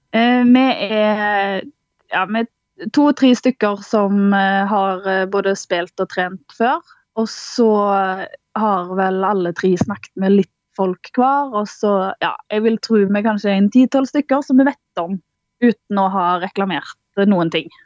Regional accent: Karmøy, Rogaland, Norway; moved away as an adult; now in Bardu, Norway; Jeg er født og oppvokst på Karmøy

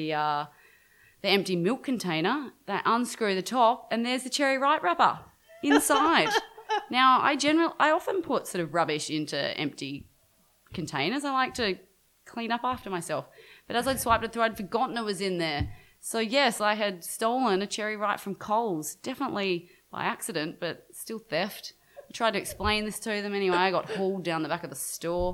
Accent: Brisbane, Queensland, Australia; I grew up in Brisbane, as I mentioned earlier, and most of my extended family is in Sydney

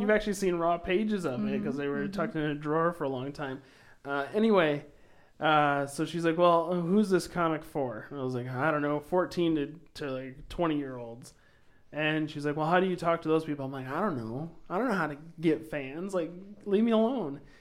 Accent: Sioux Falls, South Dakota, United States; also born or lived in Montrose, South Dakota; I was technically born in Sioux Falls

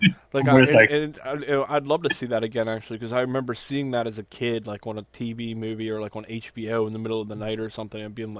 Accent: Cumberland, Maryland, United States; when we were in Cumberland, growing up in Cumberland

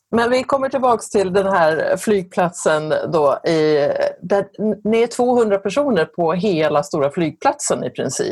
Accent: Sweden; vi svenskar

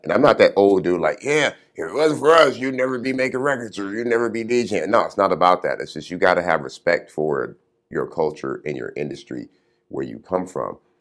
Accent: Compton, California, United States; growing up in Compton

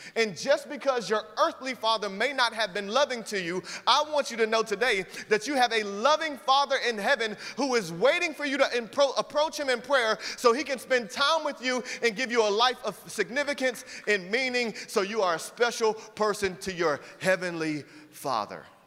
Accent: Atlanta, Georgia, United States; moved away as an adult; I lived in Atlanta, Georgia since I was 10 years old, and for several years as I grew up there

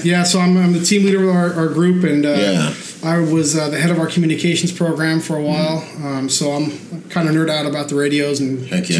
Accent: Copenhagen, Capital Region of Denmark, Denmark; moved away as an adult; I'm originally from Copenhagen, Denmark.

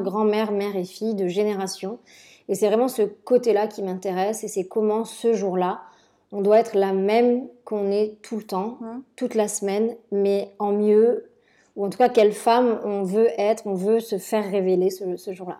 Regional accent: Marseille, Provence-Alpes-Côte d'Azur, France; moved away as an adult; also born or lived in Paris / Milan; retourner chez moi à Marseille

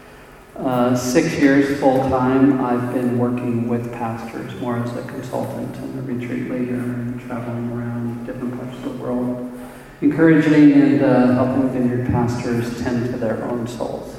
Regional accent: Arcadia, California, United States; also born or lived in Monrovia; I live in the Los Angeles area, and I grew up in Arcadia, which is here, and moved all the way to Monrovia, which is here.

